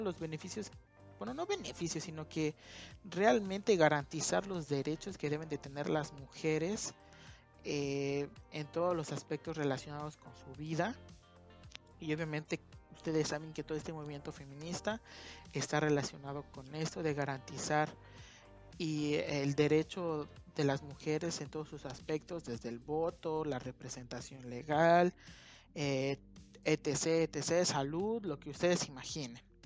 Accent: Mexico; como mexicanos nos sentimos muy, muy pero muy orgullosos

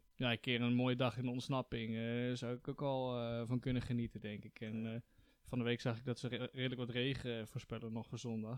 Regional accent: Netherlands; als Nederlander

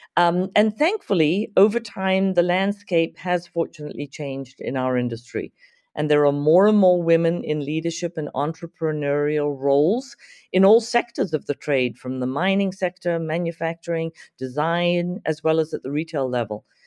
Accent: Zimbabwe; moved away as an adult; also born or lived in Santa Monica, California / Omaha, Nebraska; now in United States; back in my home country of Zimbabwe

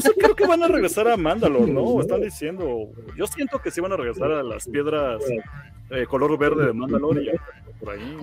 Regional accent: Mexico; como mexicano

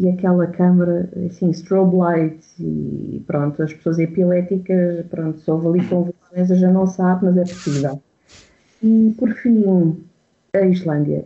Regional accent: Portugal; eu sou portuguesa

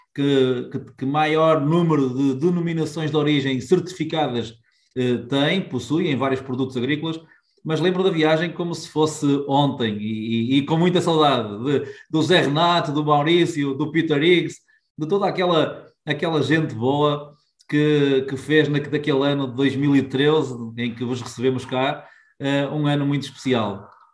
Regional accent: Poiares, Norte, Portugal; also born or lived in Porto / Lisbon; a minha aldeia, Poiares

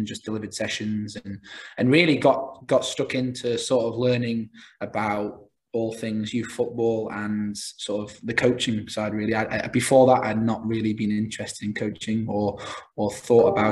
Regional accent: Isle of Man; moved away as an adult; also born or lived in Massachusetts, United States; I'm from the Isle of Man originally

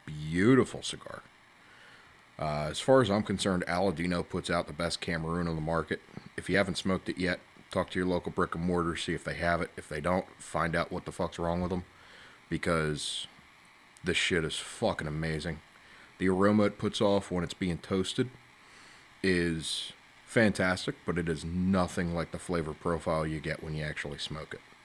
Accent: Delaware County, Pennsylvania, United States; I am one man from Delco.

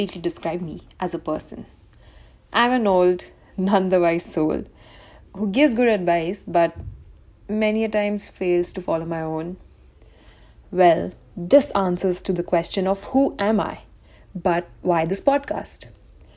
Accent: India; I'm an Indian girl

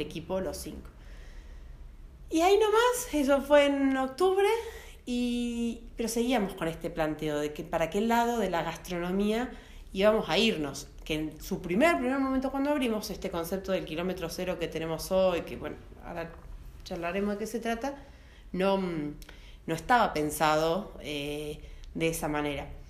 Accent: Carlos Casares, Buenos Aires Province, Argentina; moved away; also born or lived in Santa Rosa, La Pampa; yo soy nacida en Carlos Pazares provincia de Buenos Aires

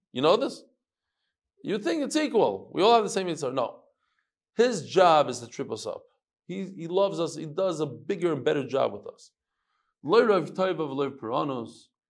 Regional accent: United States; now in Israel; we're American

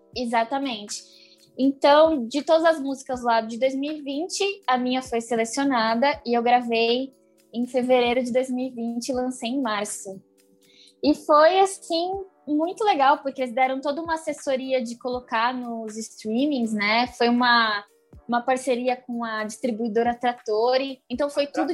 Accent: São Bernardo do Campo, São Paulo, Brazil; sou de São Bernardo do Campo.

